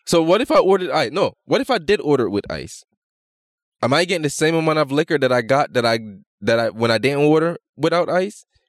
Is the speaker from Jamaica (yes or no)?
yes; Jamaica; I'm Jamaican and being in Toronto